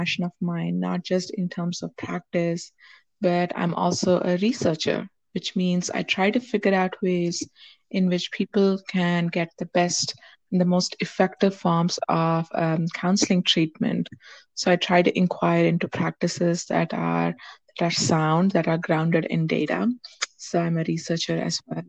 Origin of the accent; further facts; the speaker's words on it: India; moved away as an adult; now in United States; I grew up in India. That's where I was born. That's where I got my, until high school, I was there. And then I came to the U.S. for my higher education.